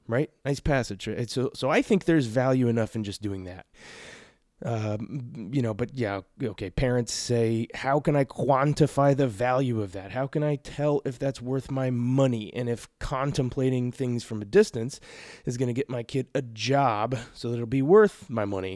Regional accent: Portland, Oregon, United States; moved away; I grew up on 40th and Hawthorne.

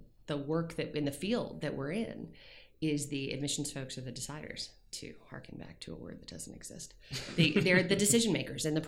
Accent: Williamsburg, Virginia, United States; moved away as an adult; also born or lived in Nashville, Tennessee / San Diego, California; where I grew up in Williamsburg, Virginia

